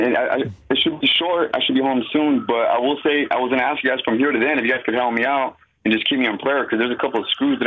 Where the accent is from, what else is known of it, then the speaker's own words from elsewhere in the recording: Riverside, California, United States; now in Central Valley, United States; I'm originally from Riverside. I grew up in the church. I grew up in Calvary Chapel and Harvest and whatnot